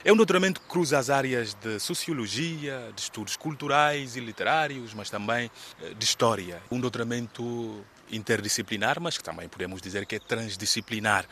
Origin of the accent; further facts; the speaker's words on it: Farim, Oio, Guinea-Bissau; moved away as an adult; also born or lived in Porto, Portugal; now in Coimbra, Portugal; minha vila natal, Farim